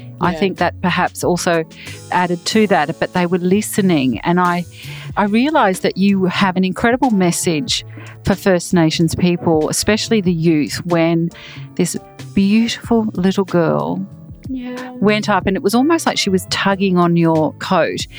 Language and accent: English; Brisbane, Queensland, Australia; I grew up in Acacia Ridge.